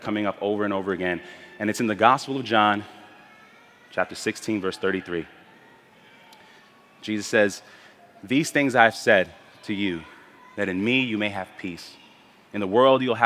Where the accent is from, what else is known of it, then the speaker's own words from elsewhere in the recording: New York City, New York, United States; also born or lived in Spanish Harlem, New York; My family and I moved to Brooklyn from Spanish Harlem when I was 5 years old. And I grew up in the Midwood Flatbush neighborhood of Brooklyn